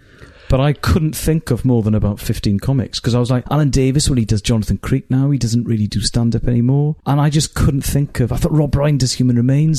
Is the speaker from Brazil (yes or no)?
no; Wales, United Kingdom; first language Welsh; English is a second language; also born or lived in Cardiff